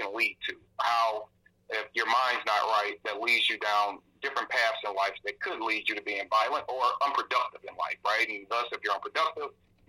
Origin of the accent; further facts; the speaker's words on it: St. Louis, Missouri, United States; I am born and bred in St. Louis, Missouri. Proud of it. I'm from the city's north side